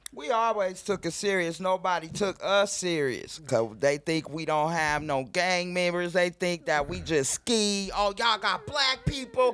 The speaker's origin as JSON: {"language": "English", "town": "Denver", "region": "Colorado", "country": "United States", "tie": "born or raised there", "said": "I grew up in Montbello"}